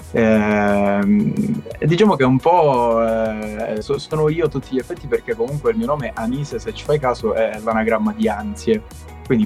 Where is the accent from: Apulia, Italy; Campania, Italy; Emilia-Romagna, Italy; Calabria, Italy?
Calabria, Italy; Castrolibero; io sono un cantautore calabrese, come dicevo eh, sono di Castro Libero, piccolo comune in provincia di Cosenza.